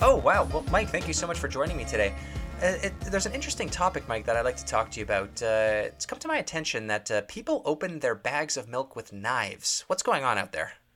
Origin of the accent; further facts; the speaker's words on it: Canada; as being a Canadian